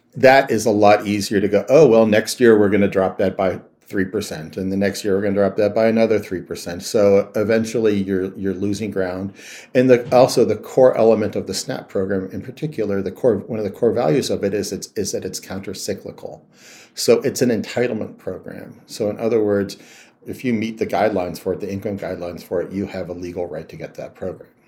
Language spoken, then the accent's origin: English; Youngstown, Ohio, United States; I grew up in Youngstown, Ohio, which was one of the epicenters of the steel industry